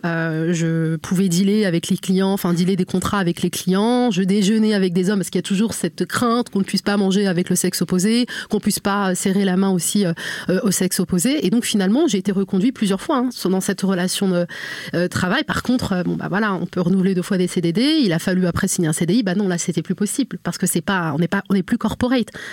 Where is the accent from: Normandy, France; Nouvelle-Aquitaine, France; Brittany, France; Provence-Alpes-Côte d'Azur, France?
Normandy, France; je suis née, j'ai grandi en fait en Normandie